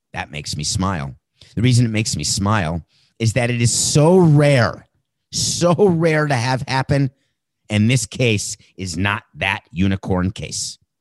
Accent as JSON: {"language": "English", "town": "Milwaukee", "region": "Wisconsin", "country": "United States", "tie": "born or raised there", "said": "I was born in Milwaukee"}